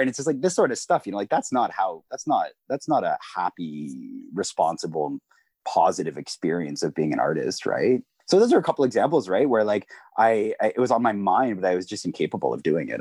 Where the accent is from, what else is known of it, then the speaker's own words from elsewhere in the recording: Peterborough, Ontario, Canada; also born or lived in Kingston area, Ontario; now in Kingston, Canada; I'm originally from Peterborough, Ontario